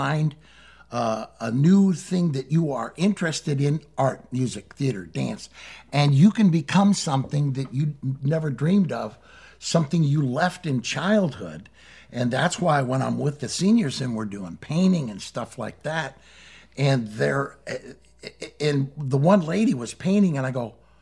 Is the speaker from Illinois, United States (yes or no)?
no; Missouri, United States; my home state of Missouri